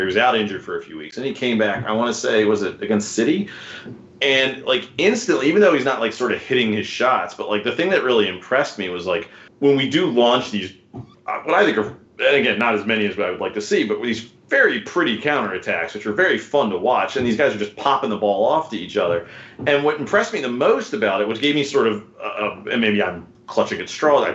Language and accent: English; United States; an American fan who, um, you know, isn't brought up in this